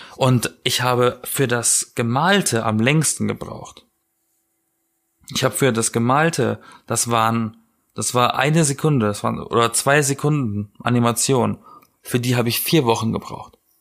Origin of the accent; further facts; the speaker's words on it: Southern Germany, Germany; now in Berlin, Germany; ich komme aus Süddeutschland